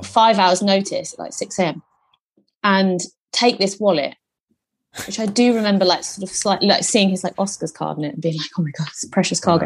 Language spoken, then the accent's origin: English; Hertfordshire, East of England, United Kingdom; moved away as an adult; now in London, United Kingdom; Hertfordshire, which is not that far from London